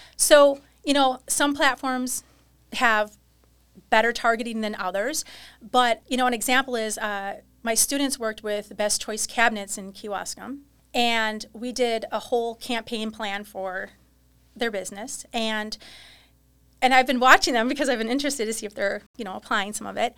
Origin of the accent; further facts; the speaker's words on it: New Holstein, Wisconsin, United States; New Holstein, Wisconsin